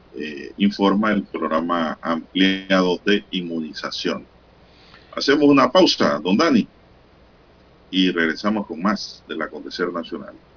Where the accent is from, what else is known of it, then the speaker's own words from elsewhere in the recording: Rufina Alfaro, Panama; mi pueblo Rufín Alfaro